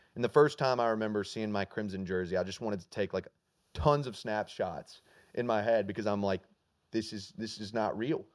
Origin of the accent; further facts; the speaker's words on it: Alabama, United States; I grew up in Alabama